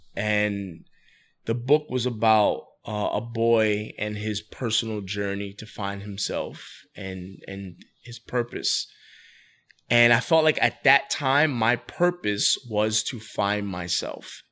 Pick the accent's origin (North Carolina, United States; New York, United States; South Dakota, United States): New York, United States; New York City; moved away as an adult; now in Wilmington, United States; I'm born and raised in the Bronx. So I lived in the Bronx for roughly twenty-three, twenty-four years